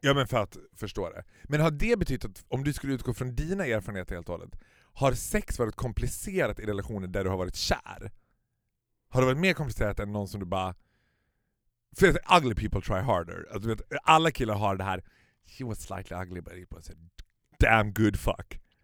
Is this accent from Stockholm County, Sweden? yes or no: yes; Stockholm, Stockholm County, Sweden; som stockholmare